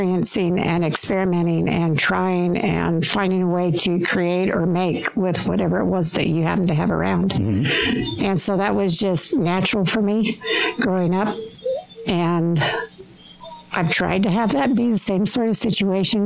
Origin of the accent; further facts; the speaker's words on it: Rigby, Idaho, United States; now in Utah, United States; I'm from southern Idaho